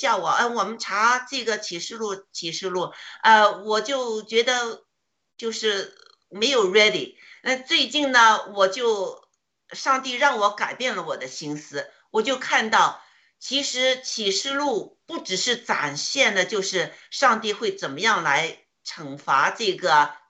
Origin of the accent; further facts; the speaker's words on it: China; 我呢内心呢就是祷告，就想上帝啊，你给我们中国人多一些时间，呃，让我们中国人多一些人呢，能将来呢。